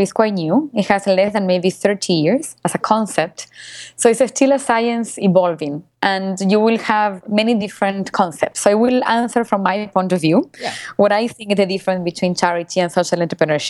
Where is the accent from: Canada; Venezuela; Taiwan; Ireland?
Venezuela; also born or lived in Argentina; I was born in Venezuela because my family exiled Argentina because of the dictatorship.